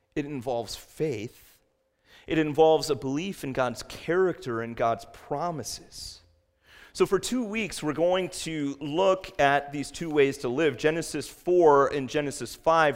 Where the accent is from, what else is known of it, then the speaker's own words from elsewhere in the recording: West Virginia, United States; I was born in West Virginia, and I'll tell you, my parents met in West Virginia